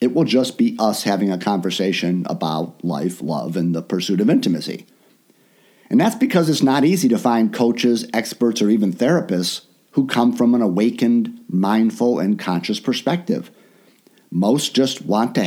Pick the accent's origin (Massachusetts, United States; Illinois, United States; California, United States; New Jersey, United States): Illinois, United States; Chicago; moved away as an adult; also born or lived in Orlando; I live in my hometown of Chicago now